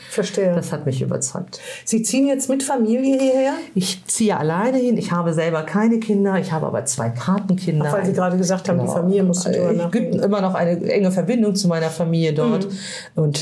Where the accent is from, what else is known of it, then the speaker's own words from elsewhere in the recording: Northern Germany, Germany; ich, kenne das als Norddeutsche, ja.